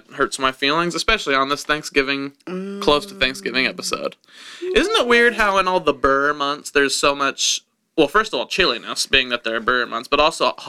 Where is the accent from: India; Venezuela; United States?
United States; Wichita, Kansas; No, I'm from Kansas, Wichita, Kansas.